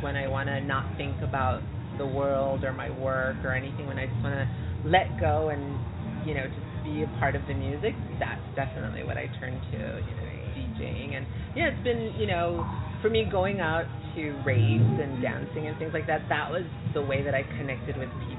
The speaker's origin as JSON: {"language": "English", "town": "Los Angeles", "region": "California", "country": "United States", "tie": "born or raised there", "also_born_or_lived": "Mexico / Silver Lake, Los Angeles", "said": "Originally from Mexico, so I immigrated here when I was about 5 years old. So, and then moved to East Los Angeles, was raised there up until probably 19"}